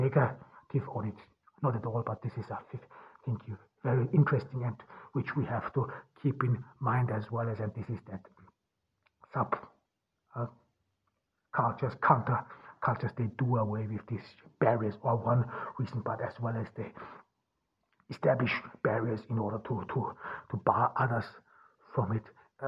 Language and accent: English; Ordu, Turkey; English is a second language; from Ordu in Turkey.